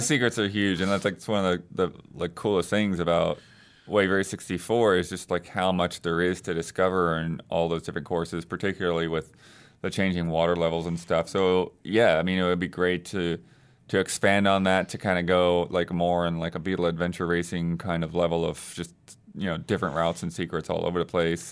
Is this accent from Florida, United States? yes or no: yes; Tampa, Florida, United States; I, I grew up in Tampa Bay